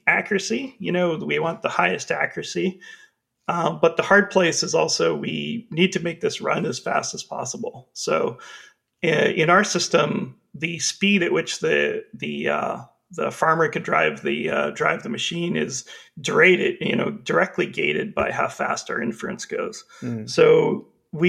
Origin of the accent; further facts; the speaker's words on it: Canada; I'm from Canada